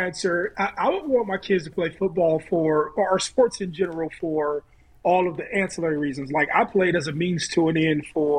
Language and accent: English; Ohio, United States; I'm from Ohio